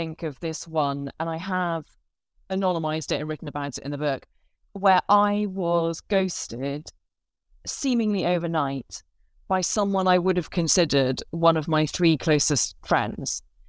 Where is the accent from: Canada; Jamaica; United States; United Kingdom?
United Kingdom; Northern Ireland; also born or lived in London; I was born in London, but I grew up in the north of Ireland. And it was a very specific time to move there as an English person